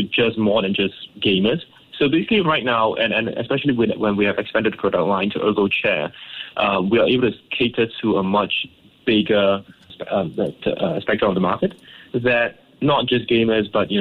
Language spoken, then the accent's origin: English; Ipoh, Perak, Malaysia; growing up in Ipoh